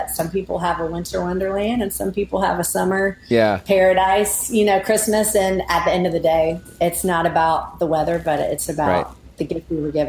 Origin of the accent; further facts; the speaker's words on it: Mississippi, United States; born there; also born or lived in Alabama / Oklahoma; now in Nashville, United States; I was born in Mississippi. I lived there in Alabama and then Oklahoma and now Nashville, Tennessee.